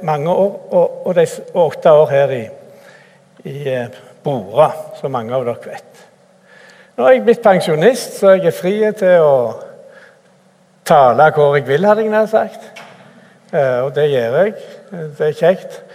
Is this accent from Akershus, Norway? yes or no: no; Randaberg, Rogaland, Norway; moved away as an adult; also born or lived in Cameroon / Bjerkreim / Bore; Jeg er opprinnelig fra Randaberg